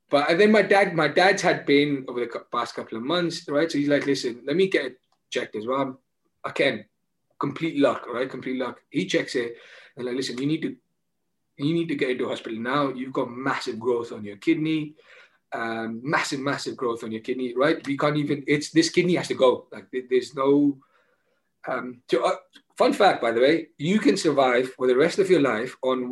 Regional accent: India; being Indian, I understand the impact it has on your life, right?

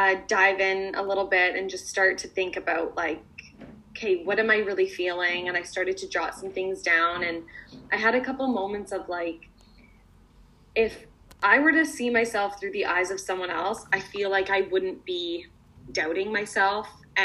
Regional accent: London, United Kingdom; I actually had a show in my hometown of London.

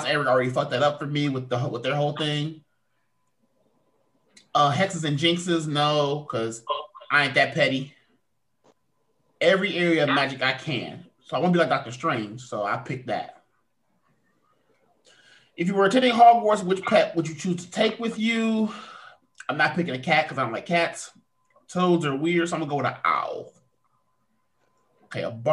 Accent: United Kingdom; I'm British

